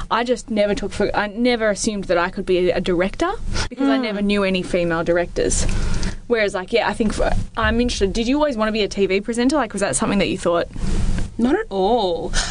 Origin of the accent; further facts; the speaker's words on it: Australia; You're an MTV presenter, and growing up in Australia, almost almo- almost all of our prominent presenters were uh, white, with the exception of Yumi Stynes and Fuzzy.